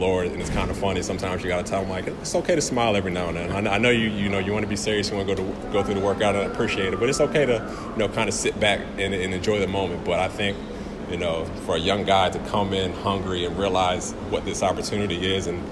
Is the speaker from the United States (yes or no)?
yes; United States; being American